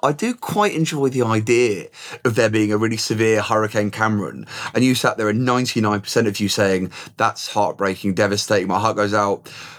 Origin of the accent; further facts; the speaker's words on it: England, United Kingdom; growing up in England